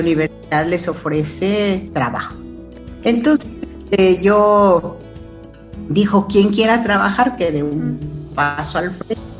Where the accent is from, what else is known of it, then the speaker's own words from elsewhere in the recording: Chilpancingo, Guerrero, Mexico; moved away as an adult; also born or lived in Mexico City; estudié en Chilpancingo la secundaria, la el primer año de la carrera